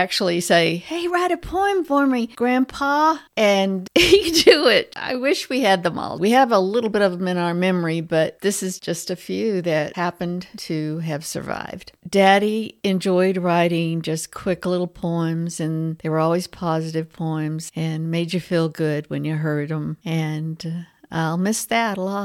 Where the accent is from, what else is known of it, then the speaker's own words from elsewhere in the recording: Texas, United States; I grew up in Texas. I may be saying it wrong, but that's the way we say poems.